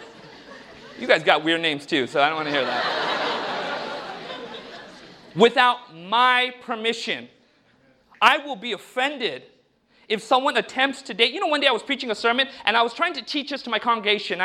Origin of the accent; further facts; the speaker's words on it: United States; when I was growing up in America